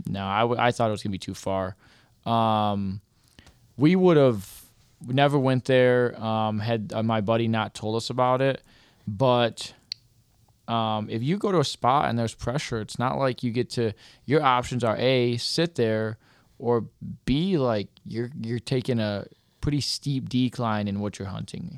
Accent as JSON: {"language": "English", "region": "Michigan", "country": "United States", "said": "from Michigan"}